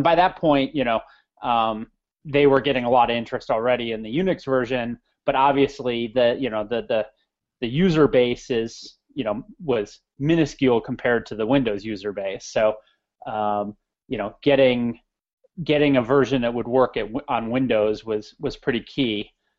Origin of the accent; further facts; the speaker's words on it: Naperville, Illinois, United States; I grew up in the Chicago area, a suburb called Naperville, sort of a bit of the high-tech hub in the Chicago area.